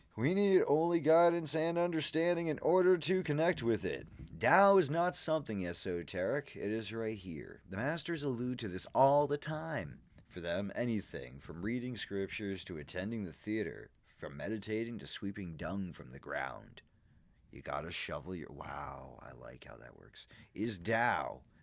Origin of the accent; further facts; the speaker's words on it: Boston, Massachusetts, United States; I'm a Bostonian